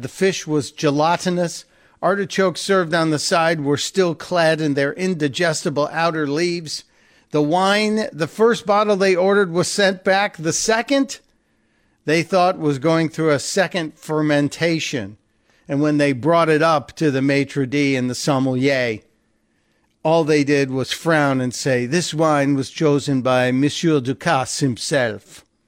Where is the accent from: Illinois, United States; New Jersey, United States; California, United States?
Illinois, United States; Chicago; now in Delaware, United States; I grew up in Chicago, ended up here because of family commitments.